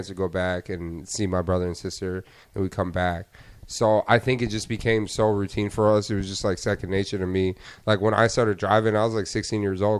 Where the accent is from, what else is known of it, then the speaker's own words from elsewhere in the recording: Rochester, Michigan, United States; Rochester. It's like probably, I don't know, 30, 35 minutes, like northwest of Detroit.